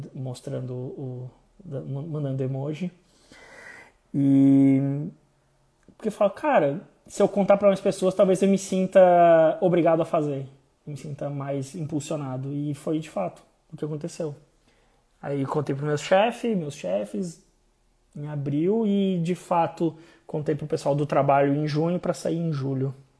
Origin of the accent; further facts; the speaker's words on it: Blumenau, Santa Catarina, Brazil; moved away as an adult; also born or lived in Florianópolis / São Paulo; eu saí de Blumenau, fui fazer faculdade em Floripa, fui morar em São Paulo